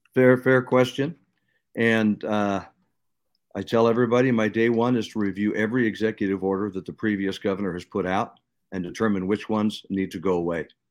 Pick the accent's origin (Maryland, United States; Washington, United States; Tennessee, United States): Washington, United States; Seattle; I grew up in Seattle